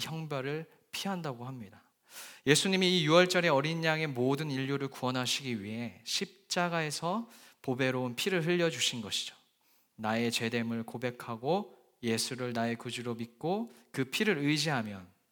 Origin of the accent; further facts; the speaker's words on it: Japan; moved away as an adult; now in London, United Kingdom; 저는 약 20년 동안 어, 복음의 불모지라는 일본에서 어, 학창 시절을 보냈습니다.